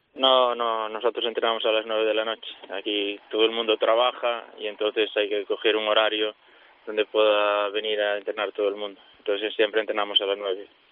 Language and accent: Spanish; Boiro, Galicia, Spain; jugaba en preferente ya, y después me fui y sí, ahora era el primer año que estoy en categoría nacional en el equipo de mi pueblo